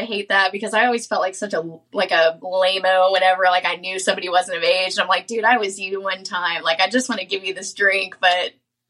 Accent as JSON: {"language": "English", "town": "Panama City Beach", "region": "Florida", "country": "United States", "tie": "born or raised there", "said": "I grew up in Panama City Beach."}